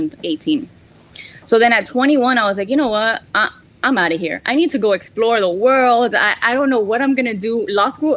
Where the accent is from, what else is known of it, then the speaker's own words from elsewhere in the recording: Miami, Florida, United States; also born or lived in San Francisco; I was born and raised in Miami